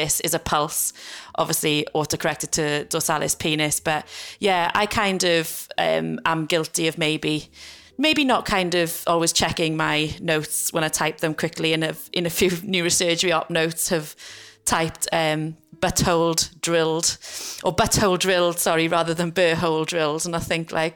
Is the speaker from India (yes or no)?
no; South Wales Valleys, United Kingdom; moved away as an adult; now in Liverpool, United Kingdom; I was brought up in the South Wales Valleys. I then moved to Liverpool 10 years ago to start work.